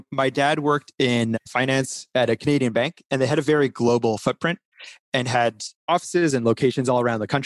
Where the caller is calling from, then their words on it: London, United Kingdom; So I'm actually calling you from London or just outside of London in the UK.